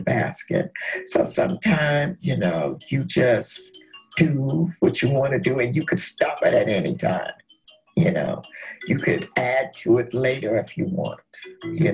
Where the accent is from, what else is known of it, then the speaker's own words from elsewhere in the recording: Mount Pleasant, South Carolina, United States; also born or lived in Nigeria (ancestry); now in Walterboro, United States; I am from Mount Pleasant, South Carolina